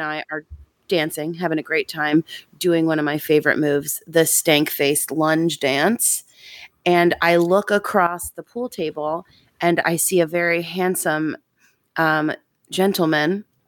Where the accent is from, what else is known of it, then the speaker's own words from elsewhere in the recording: Long Island, New York, United States; I grew up on Long Island